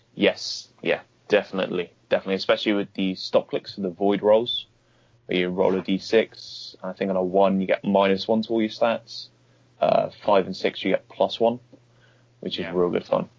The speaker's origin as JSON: {"language": "English", "town": "Bournemouth", "region": "South West England", "country": "United Kingdom", "tie": "born or raised there", "said": "my hometown of Bournemouth, uh, which is about an hour away from London."}